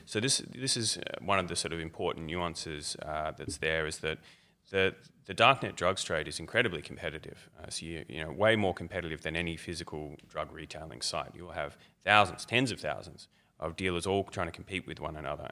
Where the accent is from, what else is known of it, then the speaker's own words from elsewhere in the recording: Melbourne, Victoria, Australia; I'm, I'm from Melbourne mostly